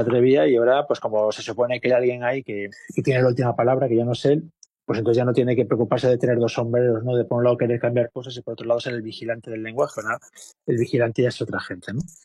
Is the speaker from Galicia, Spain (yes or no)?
yes; Vigo, Galicia, Spain; now in Madrid, Spain; yo vivo en Madrid hace mucho. Soy de Vigo, pero llevo aquí 30 años